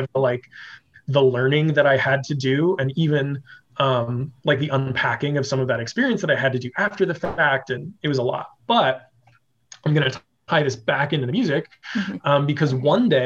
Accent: Las Vegas, Nevada, United States; also born or lived in Kansas / Missouri / New Orleans; I grew up here in Las Vegas

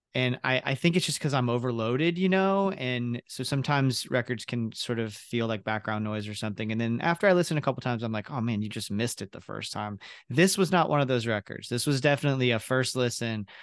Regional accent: Ocala, Florida, United States; I grew up in Ocala, very similar, like that Baptist church

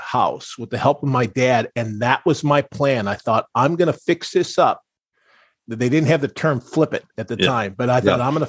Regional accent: Pewaukee, Wisconsin, United States; moved away; where I was raised in Wisconsin

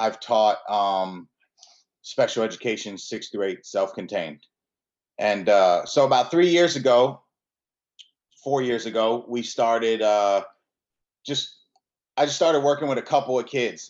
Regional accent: Aberdeen, Maryland, United States; also born or lived in Milwaukee, Wisconsin; I grew up in Maryland. Since I was born in Milwaukee, Wisconsin, but I moved out here with my parents when I was 3 years old. I grew up about 20 minutes outside of the city, in Aberdeen

